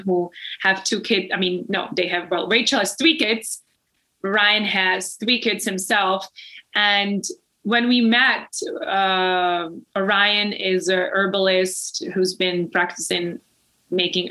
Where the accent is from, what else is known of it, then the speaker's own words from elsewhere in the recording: Czechia; moved away; I come from the Czech Republic. I come from Europe.